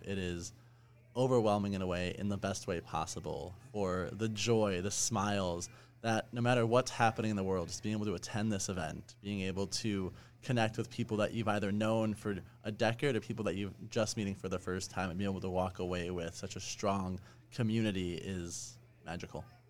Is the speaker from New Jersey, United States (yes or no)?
no; Chicagoland suburbs, Illinois, United States; when I was a Jewish teen growing up in the Chicagoland suburbs